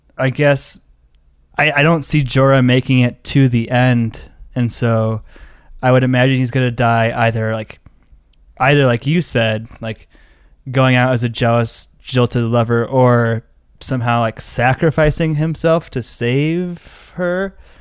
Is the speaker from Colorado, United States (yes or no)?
yes; Denver, Colorado, United States; I'm from Denver, Colorado